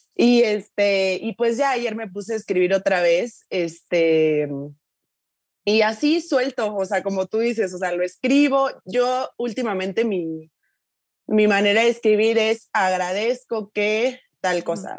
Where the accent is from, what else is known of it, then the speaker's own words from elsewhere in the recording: Tuxtla Gutiérrez, Chiapas, Mexico; moved away; yo soy de Tucla, yo soy, o sea, de una familia lo más promedio del mundo